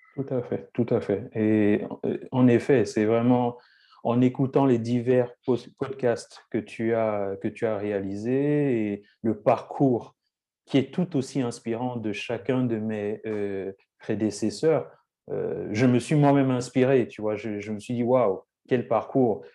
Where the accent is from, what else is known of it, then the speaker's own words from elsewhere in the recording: Lyon, Auvergne-Rhône-Alpes, France; moved away as an adult; also born or lived in Saint-Étienne / England; j'ai grandi à Lyon